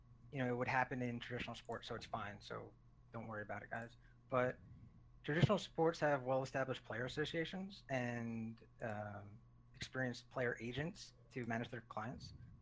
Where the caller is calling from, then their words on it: Philadelphia, Pennsylvania, United States; Philadelphia, Pennsylvania.